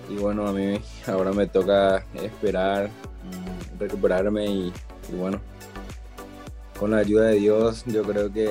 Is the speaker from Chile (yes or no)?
no; Azul, Buenos Aires Province, Argentina; mi ciudad natal, que es Azul